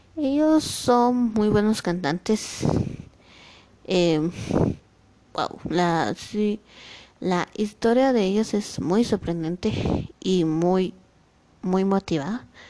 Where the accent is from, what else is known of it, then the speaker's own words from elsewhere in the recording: Guatemala; now in Mixco, Guatemala; yo soy de Guatemala, pero ahorita estoy viviendo en Misco.